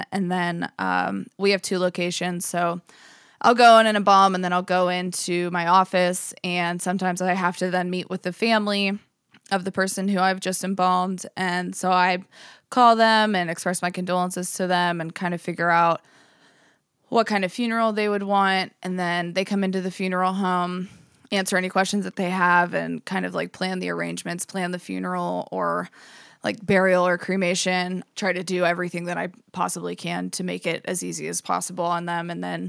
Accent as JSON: {"language": "English", "town": "Johnsonburg", "region": "Pennsylvania", "country": "United States", "tie": "born or raised there", "moved": "yes", "lives_now": "Pittsburgh, United States", "said": "I grew up in Johnsonburg, Pennsylvania. It's a super small town. There's like a paper mill there, but I have a huge family that's all from there."}